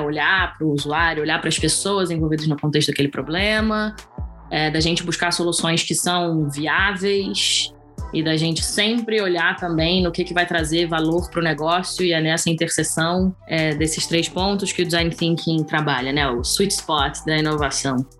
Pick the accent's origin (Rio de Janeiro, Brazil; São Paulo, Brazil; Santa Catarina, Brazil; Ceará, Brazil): Rio de Janeiro, Brazil; moved away as an adult; now in Portugal; sou carioca, do carnaval de rua do Rio